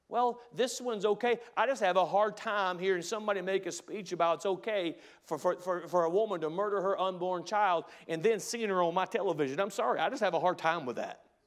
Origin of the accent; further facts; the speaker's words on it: United States; as an American